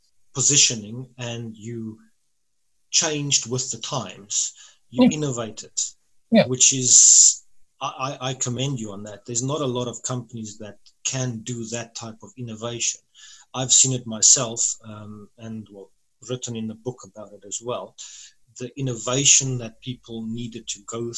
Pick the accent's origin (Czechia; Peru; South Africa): South Africa; as a South African